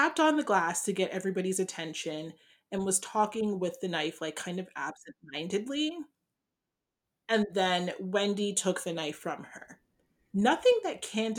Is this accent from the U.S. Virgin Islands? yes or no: no; Ghana; I'm not Nigerian, I'm Ghanaian